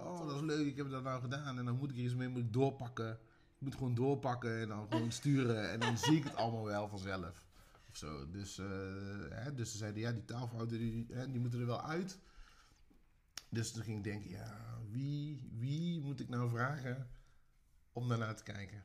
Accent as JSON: {"language": "Dutch", "town": "Tilburg", "region": "North Brabant", "country": "Netherlands", "said": "ik ben een Tilburger"}